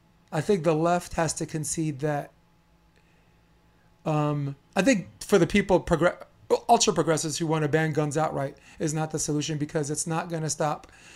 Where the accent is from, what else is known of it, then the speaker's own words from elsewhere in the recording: New York City, New York, United States; Me growing up in New York City, in Brooklyn, New York, I'm not an urban guy.